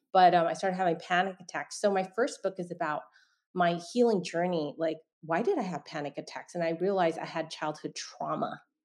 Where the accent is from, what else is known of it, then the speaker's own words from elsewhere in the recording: San Francisco, California, United States; I was born in San Francisco, Chinatown